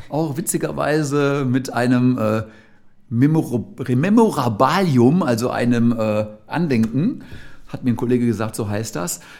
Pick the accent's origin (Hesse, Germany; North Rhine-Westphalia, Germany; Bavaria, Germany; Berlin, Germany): North Rhine-Westphalia, Germany; Gelsenkirchen; ich komme ja ursprünglich aus Gelsenkirchen, ich hatte natürlich die absolute Keim- und Kreativzelle eben auch direkt vor der eigenen Haustür.